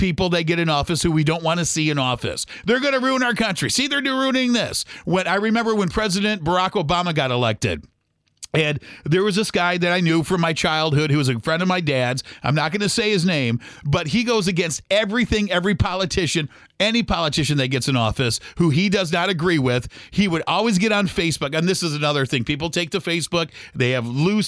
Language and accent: English; United States; as American people